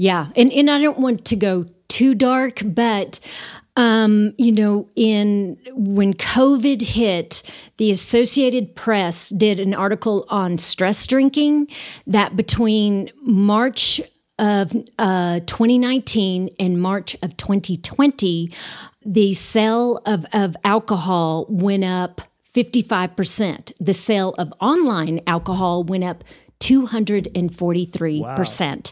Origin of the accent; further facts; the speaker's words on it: Amarillo, Texas, United States; also born or lived in Austin, Texas / Waco, Texas; I am from Amarillo, born and raised.